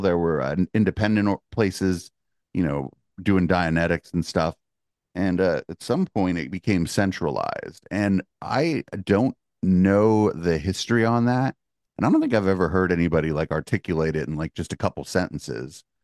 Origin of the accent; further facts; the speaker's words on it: the Bay Area, California, United States; I'm from the Bay